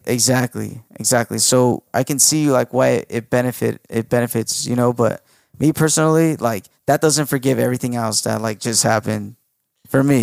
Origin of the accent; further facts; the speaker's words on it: United States; I was born in America